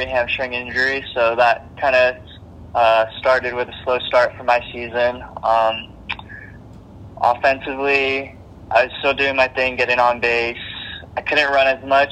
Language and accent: English; Foster City, California, United States; moved away as an adult; also born or lived in Santa Barbara, California; my hometown, Foster City, California